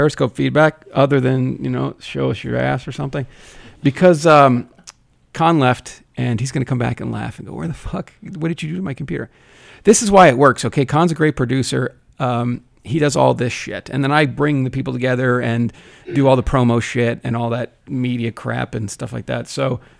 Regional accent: New Jersey, United States; I'm from Jersey

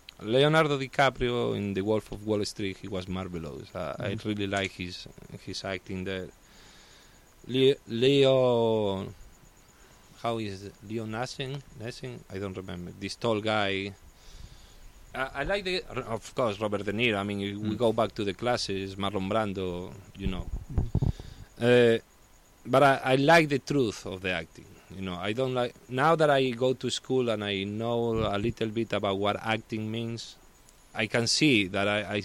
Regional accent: Spain; English is a second language; moved away as an adult; also born or lived in Italy; now in United States

